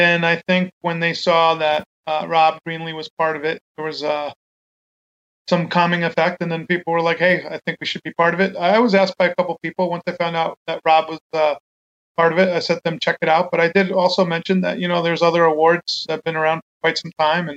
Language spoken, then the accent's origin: English; New York, United States; moved away; I grew up in New York